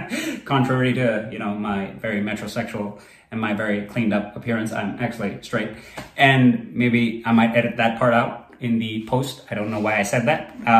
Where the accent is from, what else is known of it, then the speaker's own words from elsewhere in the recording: Kuwait; I grew up outside of India. I was not in India. And where I grew up, there was a lot of racism, being one of the only brown boys around. In Kuwait, it was interesting because I went to this very multicultural school